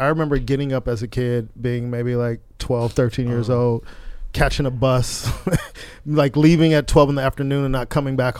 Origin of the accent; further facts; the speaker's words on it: Carson, California, United States; I grew up in Del Amo.